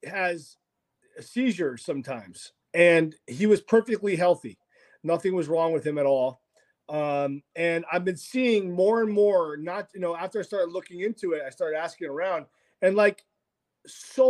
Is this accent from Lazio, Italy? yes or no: yes; Rome, Lazio, Italy; moved away; I'm Italian, you know. I was born in Rome